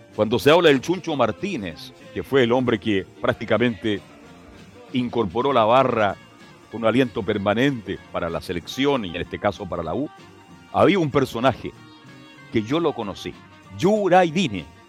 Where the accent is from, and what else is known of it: Chile